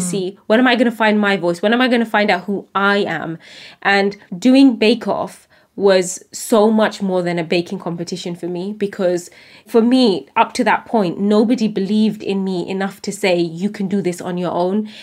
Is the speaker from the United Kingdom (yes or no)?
yes; United Kingdom; as a British Bangladeshi woman